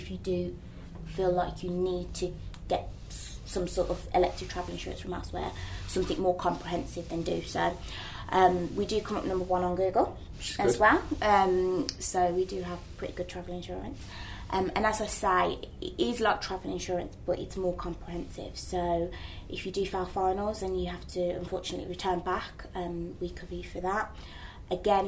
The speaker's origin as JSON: {"language": "English", "country": "United Kingdom", "accent": "Midlands"}